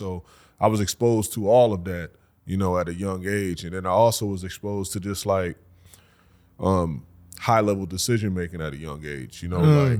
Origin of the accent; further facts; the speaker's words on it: Racine, Wisconsin, United States; Born and raised, Racine, Wisconsin.